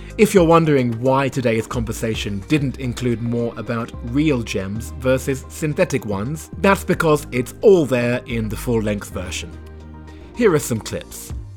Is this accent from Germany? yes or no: no; United Kingdom; now in China; as a Brit